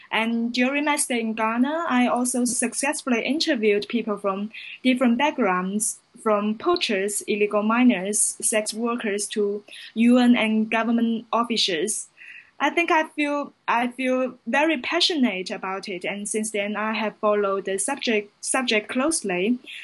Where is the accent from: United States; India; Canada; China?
China; now in London, United Kingdom; I'm from China and currently I'm a London based journalist